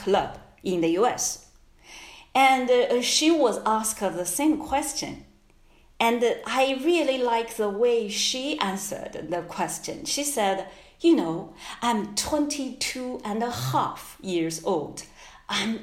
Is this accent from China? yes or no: yes; China; English is a second language; moved away as an adult; my home country